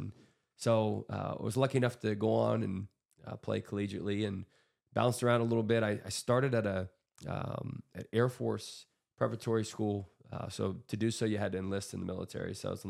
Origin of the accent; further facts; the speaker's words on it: Grove City, Pennsylvania, United States; also born or lived in Erie, Pennsylvania / Edinboro, Pennsylvania; And grew up, my childhood was Grove City, Pennsylvania. Incredible place to be raised. It's just an incredible community, a sports community, a loving community, a lot of phenomenal, just a lot of phenomenal people there.